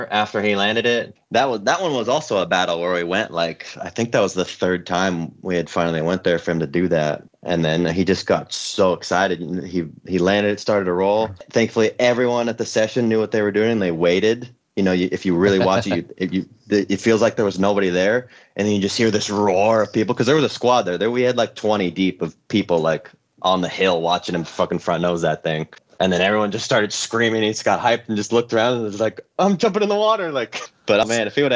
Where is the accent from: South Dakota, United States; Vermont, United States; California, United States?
California, United States; Concord; also born or lived in Sacramento; now in Los Angeles, United States; I grew up right outside of San Francisco in a little town called Concord